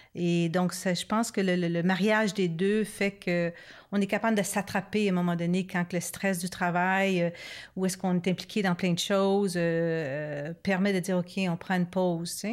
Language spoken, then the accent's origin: French; Montreal, Quebec, Canada; now in Ripon, Canada; nous, on est plus de Montréal, puis bon, mhm. maintenant à, Ripon avec euh, notre centre